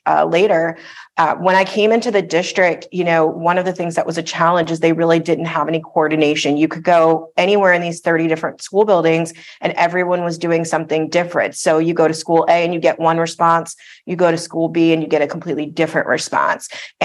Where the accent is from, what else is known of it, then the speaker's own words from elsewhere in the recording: Parkland, Florida, United States; I grew up in the Parkland area